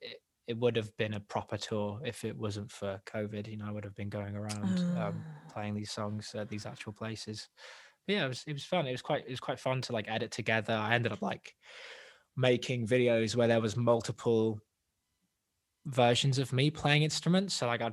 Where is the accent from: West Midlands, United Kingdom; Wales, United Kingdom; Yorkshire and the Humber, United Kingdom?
Wales, United Kingdom; accent: English; also born or lived in England; I'm born English, but I've lived in Wales since I was 8, and I'm in my 20s now.